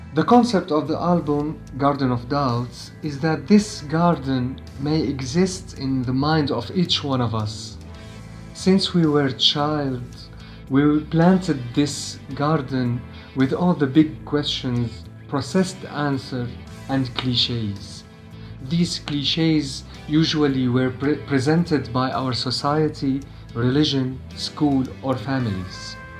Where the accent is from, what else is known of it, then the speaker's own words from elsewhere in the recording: Damascus, Damascus Governorate, Syria; from Syria. I'm a musician born in Damascus and still living in it